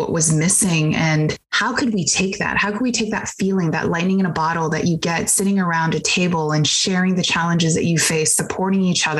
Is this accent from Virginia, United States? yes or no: no; Bay Area, California, United States; I grew up in the Bay Area